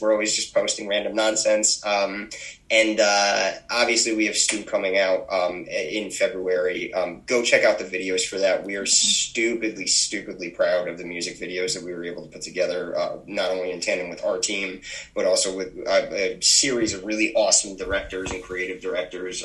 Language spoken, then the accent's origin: English; Naugatuck, Connecticut, United States; we're from Naugatuck, Connecticut, which is, uh, if you're not aware, a tiny little uh, borough that's attached to Waterbury